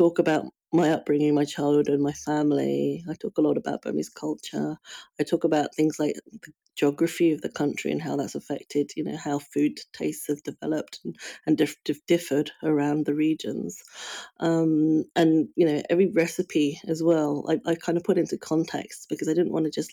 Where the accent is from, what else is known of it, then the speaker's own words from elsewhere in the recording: United Kingdom; I feel very much like I'm from the UK, but I also feel I'm very much from Burma, even though I've never actually lived in Burma.